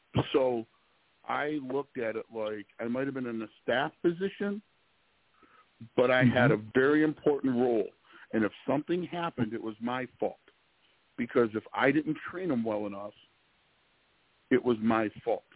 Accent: Detroit, Michigan, United States; moved away as an adult; also born or lived in South Carolina; I'm from the Detroit area, grew up here, ended up in South Carolina, did a few things. I'm back here

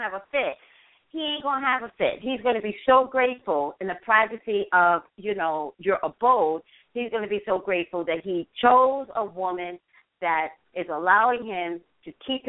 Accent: Staten Island, New York, Jersey, East Coast, United States; moved away; I'm from the East Coast

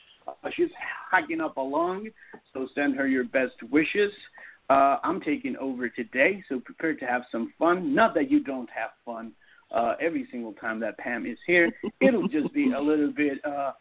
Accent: Toronto, Ontario, Canada; born there; also born or lived in Seattle, United States; I was born in Toronto, but I spent 8 years in the Seattle area, which is where all my novels are set.

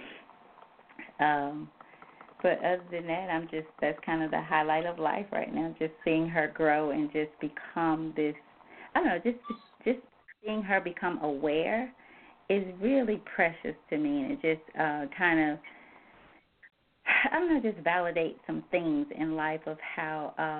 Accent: the South, United States; I grew up in the South, I now need to stay in the South

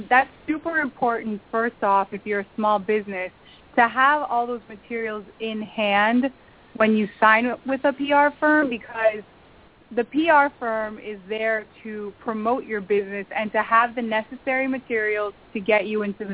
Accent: Peru; moved away; I was born in Peru, in South America

